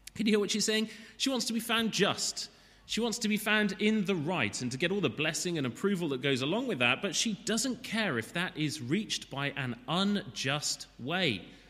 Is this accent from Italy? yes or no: no; Wales, United Kingdom; As a Welshman